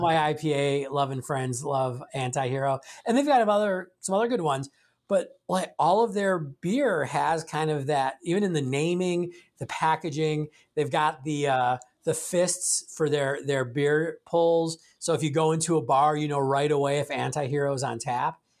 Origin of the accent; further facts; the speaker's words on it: Milwaukee, Wisconsin, United States; I grew up in Milwaukee